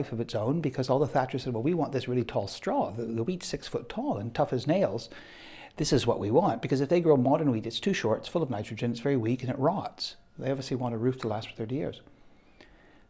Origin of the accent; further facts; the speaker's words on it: Canada; moved away; I'm Canadian